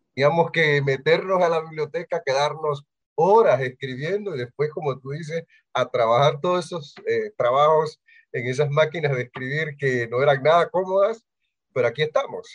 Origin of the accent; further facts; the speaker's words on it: Bugaba, Chiriquí, Panama; yo soy de Chiriquí, eh, de Bugaba